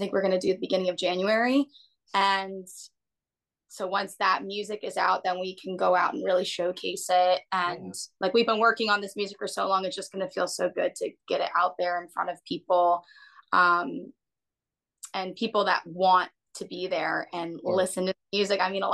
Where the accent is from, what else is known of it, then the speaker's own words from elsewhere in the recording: Philadelphia, Pennsylvania, United States; also born or lived in Clearwater, Florida; now in Florida, United States; we both live in Florida now. I'm originally from the Philadelphia area.